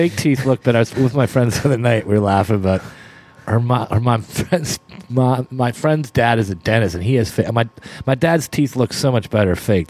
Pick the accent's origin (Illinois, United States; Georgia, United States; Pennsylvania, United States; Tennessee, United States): Pennsylvania, United States; Pittsburgh; born there; also born or lived in Canada; I was born in Pittsburgh, Pennsylvania. So my life consisted of I would live in these towns where, and my dad got traded quite a few times, not that much, but I would live we'd go back to Canada in the summertime